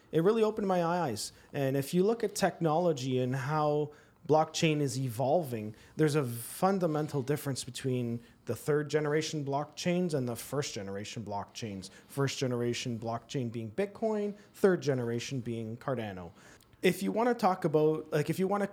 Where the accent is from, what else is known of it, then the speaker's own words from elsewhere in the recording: Toronto, Ontario, Canada; now in Guelph, Canada; I currently live in Guelph, born and raised in Toronto.